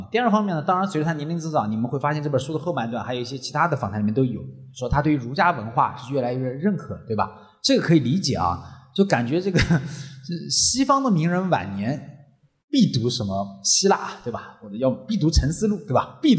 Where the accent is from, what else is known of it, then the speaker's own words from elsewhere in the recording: China; 我常想一个问题：为什么我们中国人很难做减法？